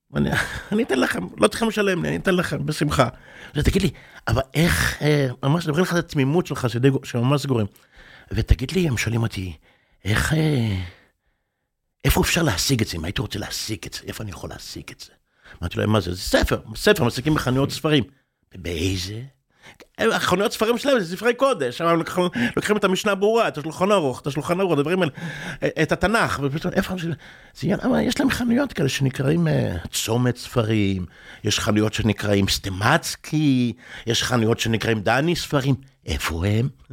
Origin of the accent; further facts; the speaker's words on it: Bnei Brak, Tel Aviv District, Israel; also born or lived in Mea Shearim, Jerusalem / New York; כשאני גרתי כילד, גרתי ברחוב רשב"א. רחוב רשב"א בבני ברק